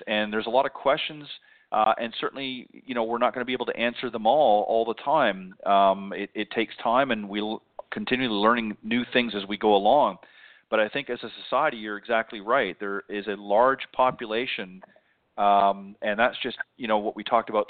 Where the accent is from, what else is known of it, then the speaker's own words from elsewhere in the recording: Canada; moved away; I'm originally from Canada